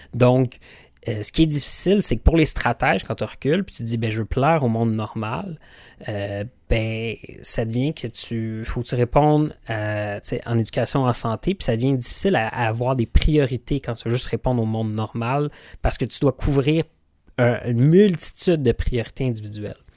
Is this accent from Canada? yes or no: yes; Quebec, Canada; nous, en tant que Québécois